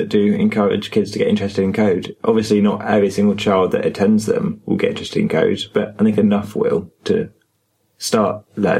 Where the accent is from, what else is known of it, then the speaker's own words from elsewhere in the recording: Brighton, South East England, United Kingdom; I was also from Brighton, like they were.